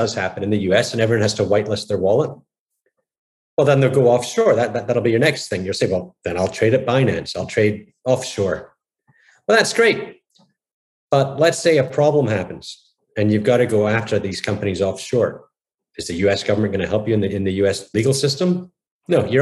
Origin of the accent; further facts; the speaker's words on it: Scotland, United Kingdom; now in United States; I grew up in Scotland in the 70s